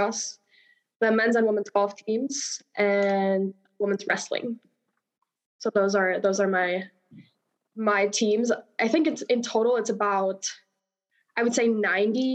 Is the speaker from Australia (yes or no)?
no; Namibia; moved away as an adult; now in United States; I am from Namibia originally. I came to the States about 5 years ago to play college golf.